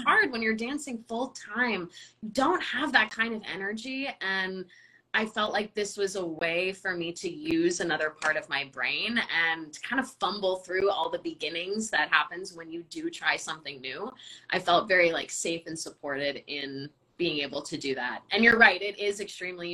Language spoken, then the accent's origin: English; Southern California, United States; I'm from Southern California, so I was dancing American style ballet with Ballet Pacifica until I was 16